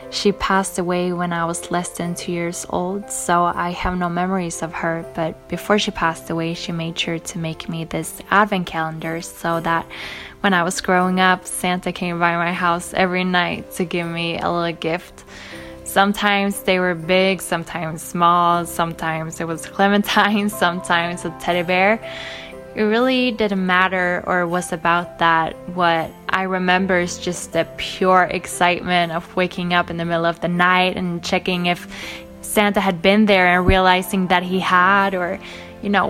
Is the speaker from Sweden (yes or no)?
yes; Sweden; I'm from Sweden.